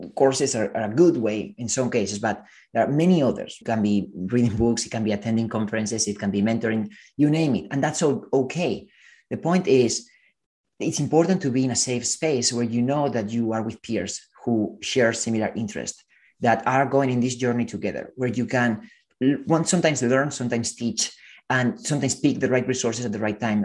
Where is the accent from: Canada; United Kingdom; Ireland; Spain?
Spain; moved away as an adult; also born or lived in Silicon Valley; I come from Spain and I remember studying computer science